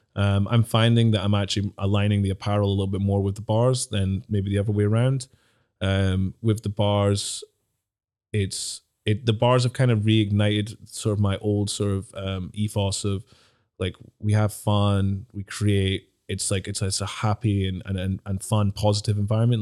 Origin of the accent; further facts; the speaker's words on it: Dundee, Scotland, United Kingdom; also born or lived in Glasgow; growing up in Dundee, I used to get, like, slagged a lot when I was a kid